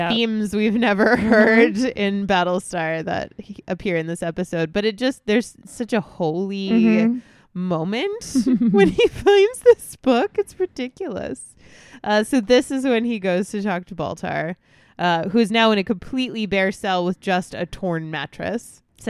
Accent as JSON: {"language": "English", "region": "New York", "country": "United States", "said": "people tell me all the time that I don't sound like I'm from Long Island, and I don't."}